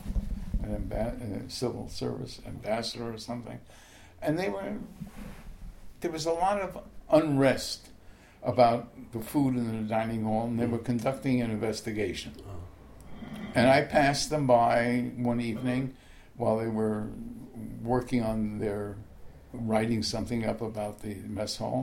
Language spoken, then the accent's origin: English; New York City, New York, United States; I grew up in Forest Hills